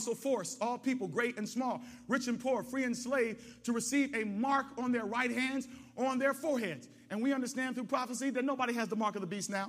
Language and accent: English; United States